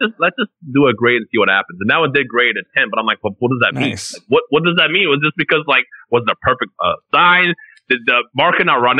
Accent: Bosnia & Herzegovina; moved away; I was born in Europe. I'm Bosnian.

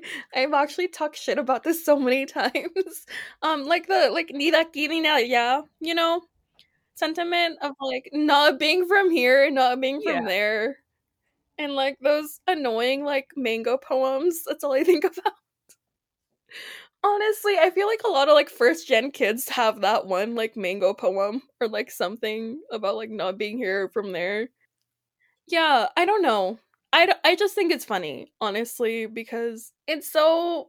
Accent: Bend, Oregon, United States; That's growing up in Bend, but I'm thankful that it's becoming a lot more diverse because a lot of people are moving in.

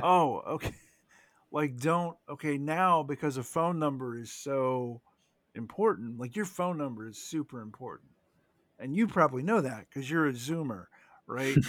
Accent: United States; as an American, okay, 'cause we're both Americans here

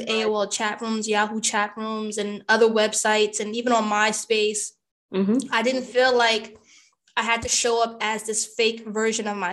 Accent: United States; I'm American born. I am Caribbean ethnicity

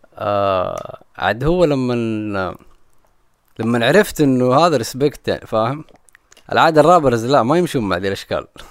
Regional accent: Jeddah, Makkah Province, Saudi Arabia; انا ماني مستعد كانسان من الغربيه

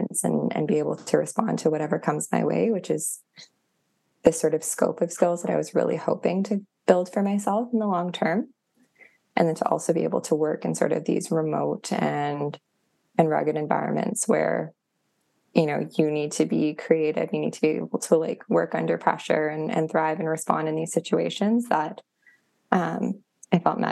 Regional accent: Thunder Bay, Ontario, Canada; I'm from Thunder Bay and I've spent most of my life playing on the North Shore of Superior

